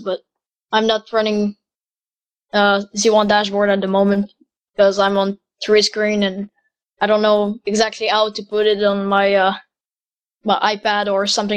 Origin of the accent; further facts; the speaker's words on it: Quebec, Canada; I'm 16 years old, and I'm from Quebec, Canada